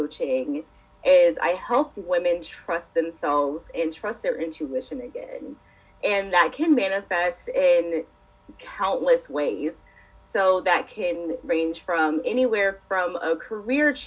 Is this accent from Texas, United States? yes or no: no; Birmingham, Alabama, United States; I am from Birmingham, Alabama